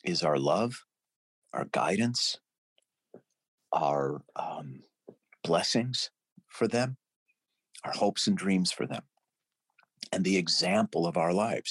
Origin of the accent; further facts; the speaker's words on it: St. Louis Park, Minnesota, United States; I was born in St. Louis Park, Minnesota in 1960